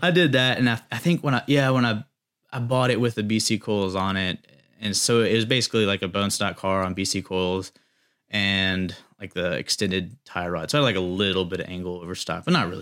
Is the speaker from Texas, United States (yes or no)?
no; Chapel Hill, North Carolina, United States; I grew up in Chapel Hill